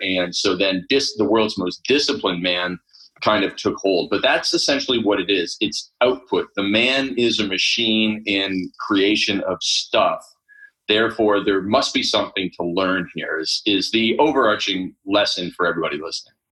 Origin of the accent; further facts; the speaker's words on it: Canada; I grew up in Canada, first of all, Canada of all places, right? I grew up on a farm